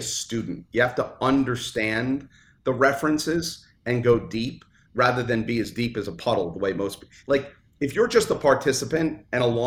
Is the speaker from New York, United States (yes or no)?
yes; New York City, New York, United States; I grew up in Brooklyn